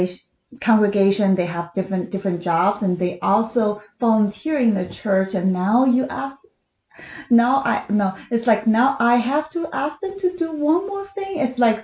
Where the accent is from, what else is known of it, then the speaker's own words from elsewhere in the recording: China; moved away as an adult; I was born in China, and I spent my first 27 years in China